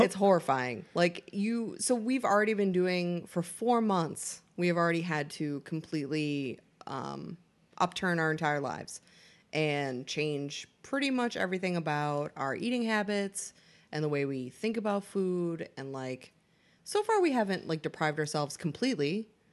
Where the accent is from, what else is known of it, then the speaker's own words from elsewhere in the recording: Boston, Massachusetts, United States; I am from Boston